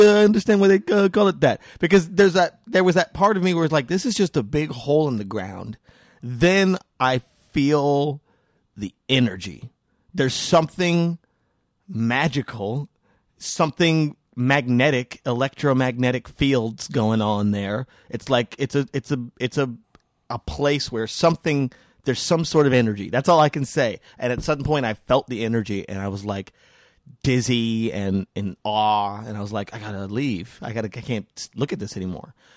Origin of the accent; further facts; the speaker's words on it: New Mexico, United States; I was born in New Mexico